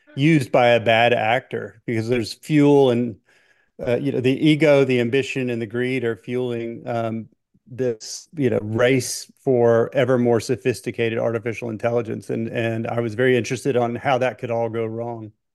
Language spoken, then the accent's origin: English; Memphis, Tennessee, United States; also born or lived in Miami; I was born in Memphis and I live, as the crow flies, I live now about a mile from, you know, the house that I was brought home from the hospital